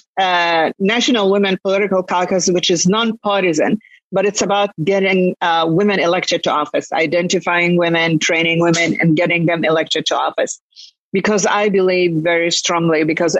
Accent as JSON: {"language": "English", "town": "Jerusalem", "country": "Palestine", "tie": "born or raised there", "also_born_or_lived": "Lebanon / Kuwait", "moved": "yes", "lives_now": "United States", "said": "I'm originally Palestinian, so I was born in Jerusalem."}